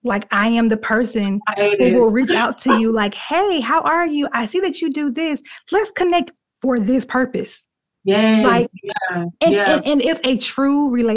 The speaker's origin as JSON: {"language": "English", "town": "Dothan", "region": "Alabama", "country": "United States", "tie": "born or raised there", "said": "my hometown, Dothan, Alabama."}